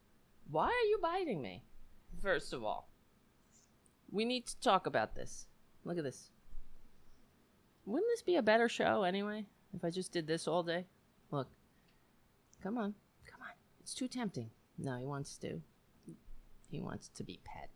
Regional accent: New York City, New York, United States; I grew up on Staten Island and you were either Irish or Italian

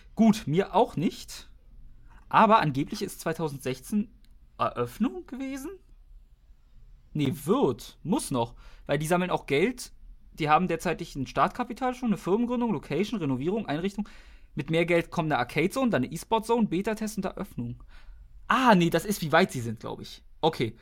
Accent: Germany; wir sind Deutsche

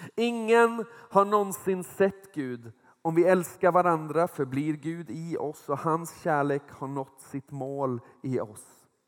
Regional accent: small place near Nordkroken, Västra Götaland, Sweden; Jag är uppvuxen i ett litet ställe där, där hälften av befolkningen jobbade på Saab. Den andra hälften jobbade på Volvo

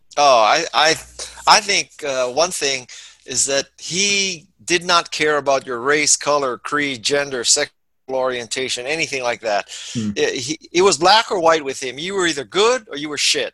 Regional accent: Honolulu, Hawaii, United States; moved away as an adult; also born or lived in San Francisco; I'm from Honolulu, Hawaii, lower middle class uh, neighborhood and family

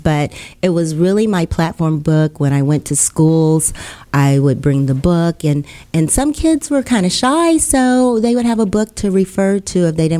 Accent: Bay Area, California, United States; now in Houston, United States; I'm actually from the Bay Area in California.

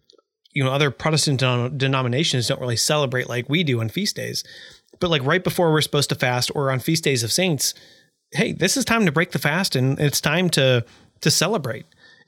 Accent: United States; being an American

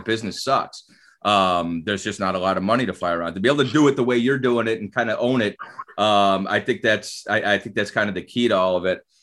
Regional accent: Chardon, Ohio, United States; also born or lived in Cleveland Heights; I was born in Cleveland Heights. I grew up in Chardon.

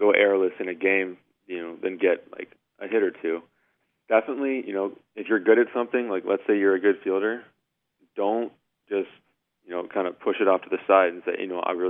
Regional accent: Atlanta, Georgia, United States; I grew up in Atlanta, and I was kind of a smaller kid when I was younger

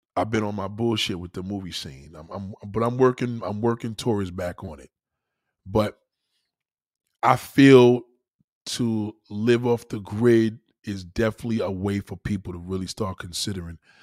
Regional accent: New York, United States; moved away as an adult; now in South Carolina, United States; I'm a New Yorker to the bone

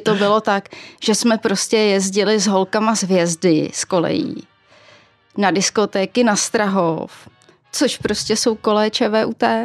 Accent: Duchcov, Ústí nad Labem Region, Czechia; now in Prague, Czech Republic; Narodila jsem se v Duchcově u Teplic, čili v severočeské hnědouhelné pánvi v samém jejím srdci.

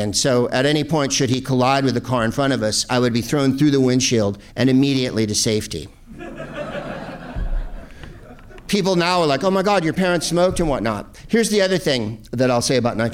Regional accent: San Carlos, California, United States; growing up in San Carlos, California

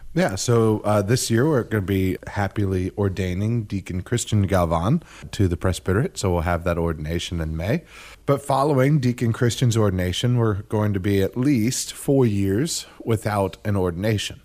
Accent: Zephyrhills, Florida, United States; I grew up in Zephyr Hills

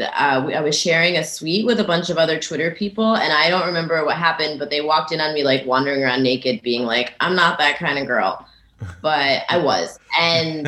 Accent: Connecticut, United States; moved away as an adult; also born or lived in New York; I'm actually from Connecticut. That's where I started comedy. And then after like 3 years or so, I moved to New York.

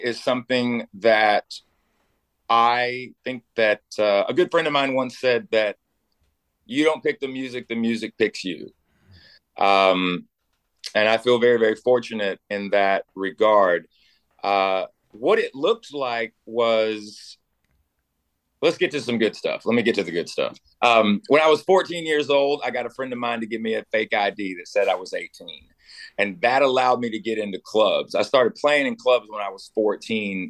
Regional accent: Knoxville, Tennessee, United States; I came from a town that was very, very sports centric. I'm from Knoxville, Tennessee, which is where the University of Tennessee is

